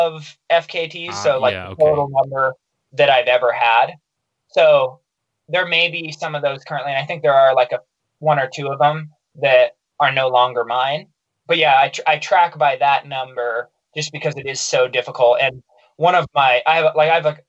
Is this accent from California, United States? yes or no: no; Baker City, Oregon, United States; my hometown, Baker City